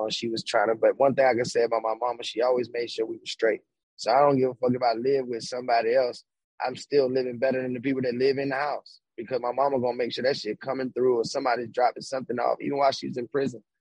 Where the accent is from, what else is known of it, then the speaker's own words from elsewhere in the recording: Baltimore, Maryland, United States; I'm a kid from Baltimore, right?